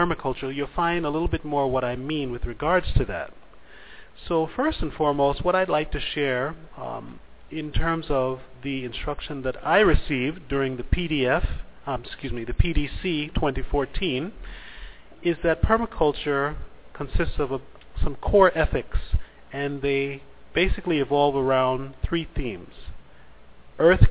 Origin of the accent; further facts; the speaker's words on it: Belize; I come from Belize